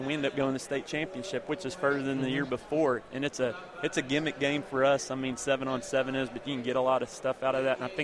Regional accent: Dallas–Fort Worth Metroplex, Texas, United States; moved away as an adult; now in East Texas, United States; I was from the Metroplex

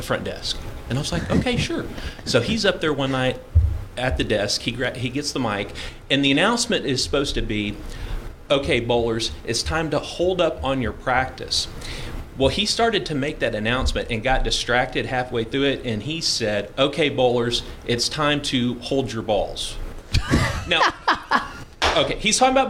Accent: Austin, Texas, United States; I was born in Austin.

